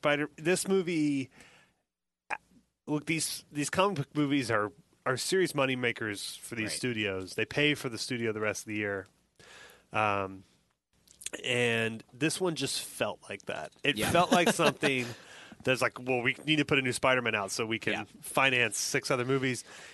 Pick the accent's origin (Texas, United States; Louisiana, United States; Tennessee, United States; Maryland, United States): Texas, United States; Midland; I'm from Texas.